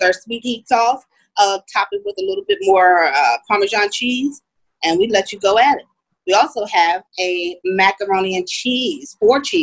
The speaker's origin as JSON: {"language": "English", "town": "Philadelphia", "region": "Pennsylvania", "country": "United States", "tie": "born or raised there", "also_born_or_lived": "Indiana, Pennsylvania", "moved": "as an adult", "said": "I was born and raised in Philadelphia"}